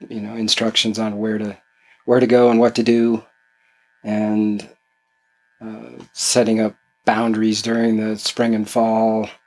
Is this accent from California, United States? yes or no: yes; California, United States; In uh, suburb of San Francisco.